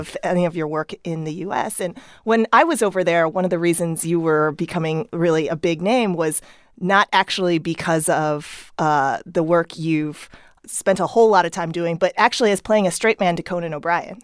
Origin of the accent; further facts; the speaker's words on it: Chesterfield, Missouri, United States; moved away as an adult; also born or lived in Seoul, South Korea; now in Los Angeles, United States; I grew up in Chesterfield, Missouri, a suburb